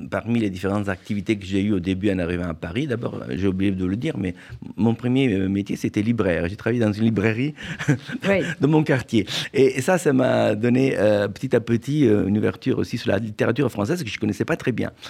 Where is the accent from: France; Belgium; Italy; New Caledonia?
Italy; Naples, Campania; Je suis né à Naples, oui.